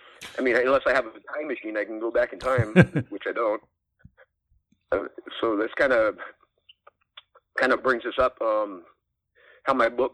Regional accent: Cave Junction, Oregon, United States; also born or lived in Sacramento; I ended up back in my hometown in Cave Junction, Oregon

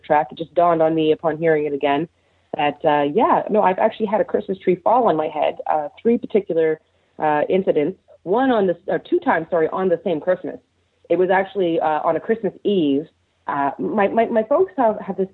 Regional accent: Nova Scotia, Canada; I'm from Nova Scotia

